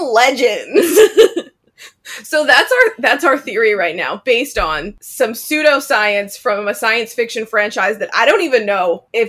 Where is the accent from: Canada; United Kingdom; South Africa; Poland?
Canada; I'm Canadian.